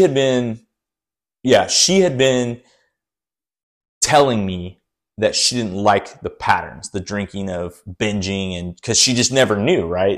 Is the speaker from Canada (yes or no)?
no; Brazil; moved away; I'm always from Brazil